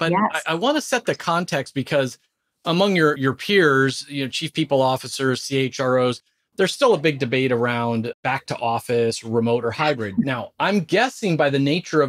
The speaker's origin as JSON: {"language": "English", "area": "Orange County", "region": "California", "country": "United States", "tie": "born or raised there", "also_born_or_lived": "Redondo Beach, California", "moved": "yes", "lives_now": "Philadelphia, United States", "said": "I'm out in the Philadelphia area now, which I think a lot of people know, but I was born in Redondo Beach and grew up in Orange County."}